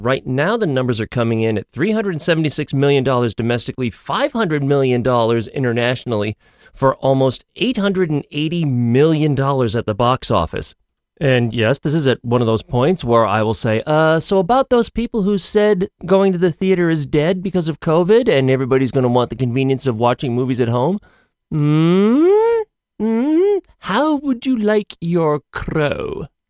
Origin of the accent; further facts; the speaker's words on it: United States; as an American